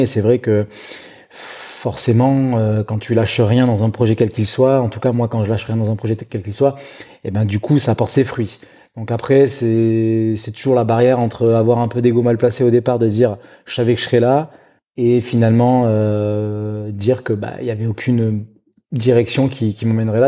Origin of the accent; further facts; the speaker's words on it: Bordeaux region, Nouvelle-Aquitaine, France; now in Biarritz, France; je suis natif de la région bordelaise. Euh, j'ai passé une partie de mon enfance euh, euh, pas très loin, dans ces eaux-là.